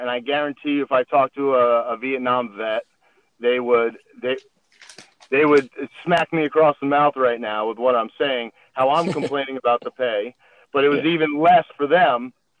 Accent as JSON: {"language": "English", "region": "East Coast", "country": "United States", "tie": "born or raised there", "said": "so we grew up on the East Coast."}